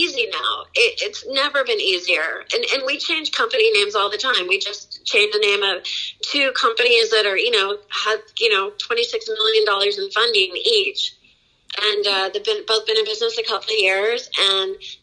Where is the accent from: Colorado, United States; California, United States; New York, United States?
California, United States; San Diego; moved away; I live back in my hometown now of San Diego